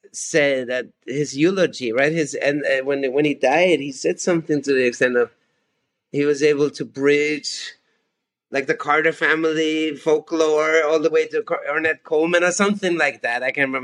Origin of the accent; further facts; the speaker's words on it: Austria; English is a second language; I said, "Hello … I'm from Austria."